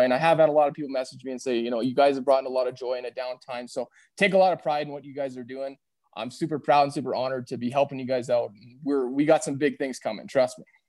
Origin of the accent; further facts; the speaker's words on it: Red Deer, Alberta, Canada; also born or lived in Calgary; now in Airdrie, Canada; I grew up in Red Deer, so I've been in Alberta, based in Southern Alberta, but my, my whole life